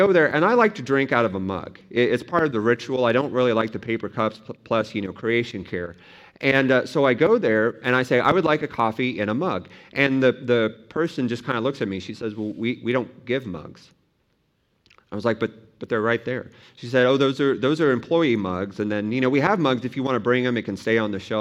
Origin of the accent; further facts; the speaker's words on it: Kansas, United States; moved away; I come from Kansas